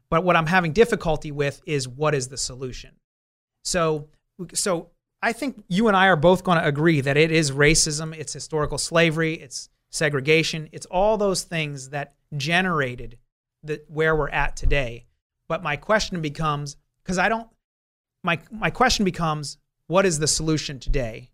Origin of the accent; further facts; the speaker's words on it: New Jersey, United States; now in Southern California, United States; That was back on the East Coast. I, I'm from New Jersey.